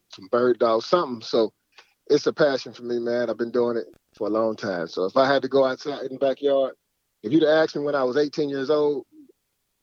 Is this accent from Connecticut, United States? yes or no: no; Dayton, Ohio, United States; Right here in Ohio